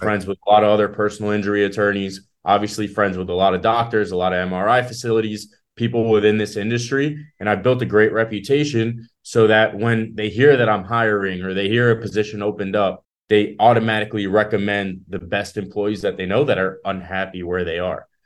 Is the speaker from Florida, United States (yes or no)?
yes; South Florida, United States; also born or lived in Israel; I moved to Florida when I was five years old. So, I've been here almost all my life